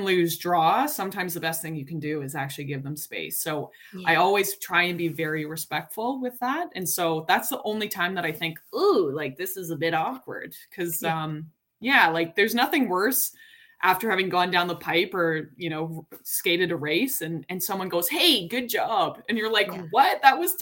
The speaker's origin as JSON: {"language": "English", "town": "Calgary", "region": "Alberta", "country": "Canada", "tie": "born or raised there", "moved": "as an adult", "lives_now": "Toronto, Canada", "said": "I grew up in Calgary"}